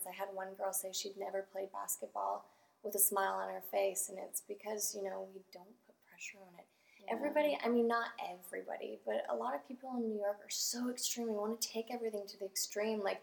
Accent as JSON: {"language": "English", "country": "Canada", "tie": "born or raised there", "said": "in Canada."}